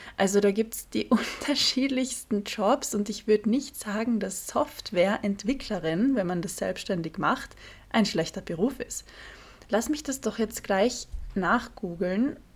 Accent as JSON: {"language": "German", "region": "Carinthia", "country": "Austria", "tie": "born or raised there", "moved": "as an adult", "lives_now": "Vienna, Austria", "said": "in Kärnten, im südlichsten Bundesland Österreichs, wo ich aufgewachsen bin"}